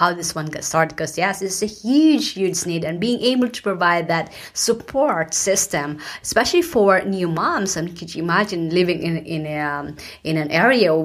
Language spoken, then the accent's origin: English; Philippines; now in United States; I was born in the Philippines and I migrated to the US, and this is not my home country